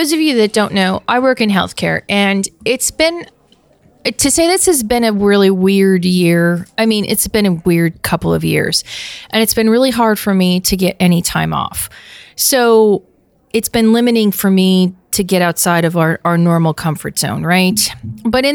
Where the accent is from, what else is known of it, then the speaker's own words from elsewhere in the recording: Pennsylvania, United States; I grew up in Pennsylvania